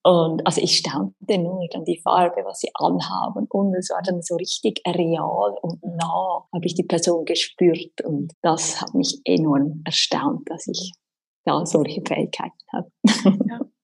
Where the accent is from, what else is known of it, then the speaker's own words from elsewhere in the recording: Winterthur, Zurich, Switzerland; Ich bin aus der Schweiz, aus Winterthur